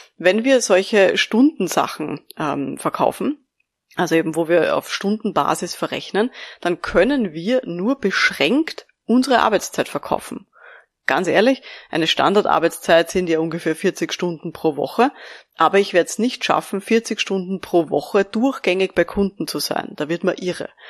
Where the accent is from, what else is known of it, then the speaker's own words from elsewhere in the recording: Austria; bei uns in Österreich